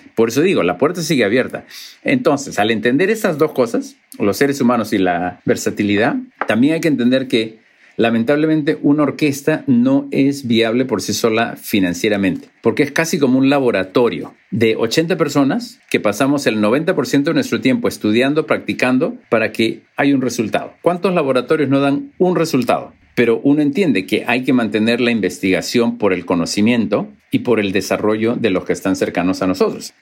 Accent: Lima, Peru; moved away; also born or lived in Cusco; Lima ha cambiado muchísimo, porque creo que hay 10 veces más la cantidad de gente que había cuando yo, yo me crié ahí

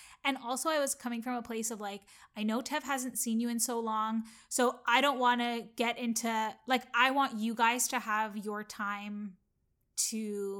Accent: Canada; I assume that because we're all Canadian, obviously I'm Canadian.

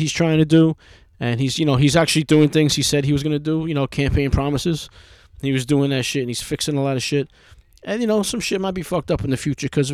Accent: New York, United States; I'm just some fucking asshole from New York

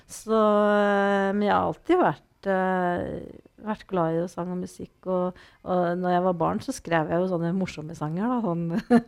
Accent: Norway; jeg vokste jo opp ved Vatnar

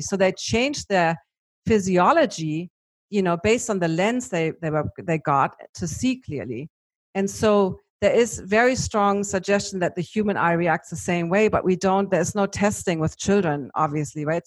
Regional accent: Germany; accent: German; my German accent

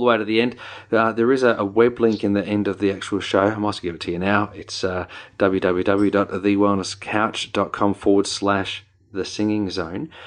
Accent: New Zealand; accent: Kiwi; my Kiwi accent

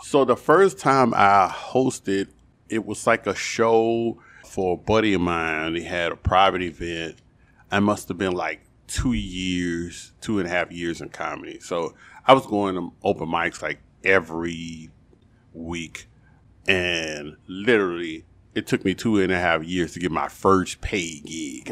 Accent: New Orleans, Louisiana, United States; I'm born and raised in New Orleans

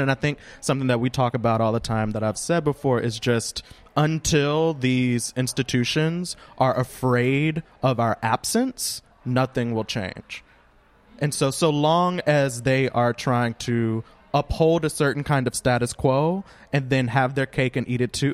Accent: Louisiana, United States; now in Brooklyn, United States; I live in Brooklyn, but I am from Louisiana.

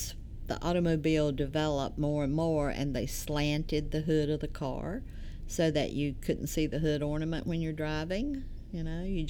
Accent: Maiden, North Carolina, United States; also born or lived in Newton, North Carolina; Well, I'm from a little town called Maiden, and that's up near Lincolnton, Hickory, that area, Catawba County, and I grew up there, went to Maiden High School, and I currently live in Newton, which is in Catawba County, about 6 miles from Maiden, where I grew up

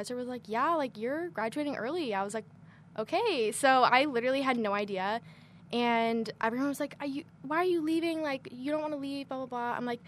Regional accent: Chicago, Illinois, United States; moved away as an adult; now in Kentucky, United States; I'm from Chicago, so it was really easy. I lived at home

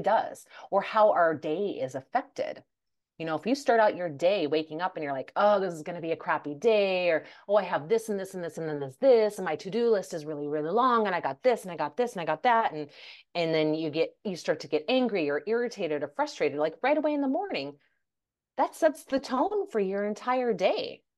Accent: United States; also born or lived in Denmark; majority of my life was, I was raised in, I was lived in the U S

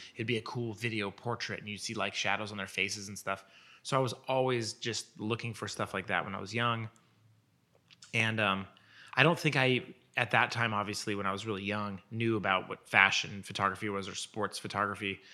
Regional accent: Portland, Oregon, United States; moved away as an adult; now in Los Angeles, United States; I was born in Portland, Oregon, and I lived there until I was a, probably eighteen.

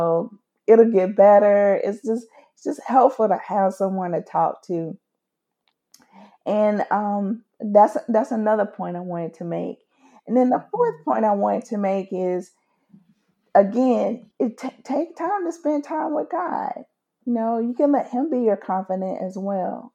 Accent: United States; being an American, living in the great old USA

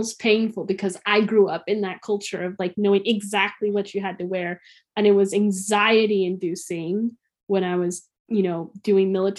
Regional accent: United States; As the American

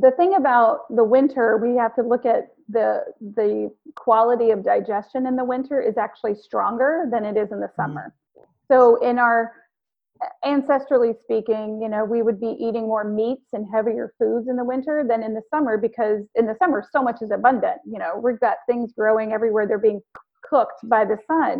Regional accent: the South, United States; I'm from the South

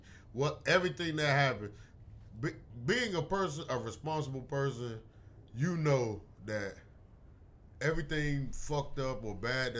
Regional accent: United States; technically, we're Americans.

